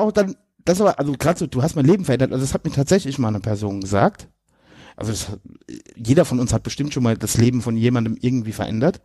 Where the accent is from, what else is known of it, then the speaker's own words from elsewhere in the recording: near Limburg, Hesse, Germany; also born or lived in Westerwald; ich komme ja da aus der Nähe von Limburg, da ist ja Hockey ganz groß